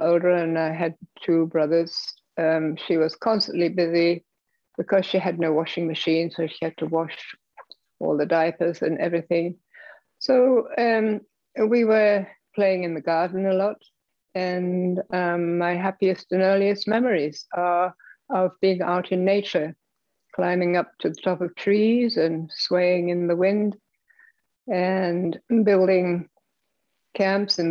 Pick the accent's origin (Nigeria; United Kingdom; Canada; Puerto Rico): United Kingdom; London, England; Well, I was born in England. In London, shortly before World War II, 1938.